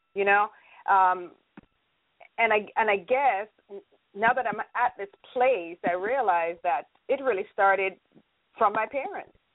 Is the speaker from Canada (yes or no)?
no; Jamaica; now in United States; I am from the beautiful island of Jamaica